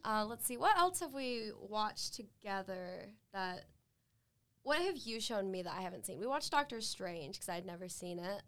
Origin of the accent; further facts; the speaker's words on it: Saratoga Springs, Utah, United States; I'm from Saratoga Springs, which is just up north in Utah County.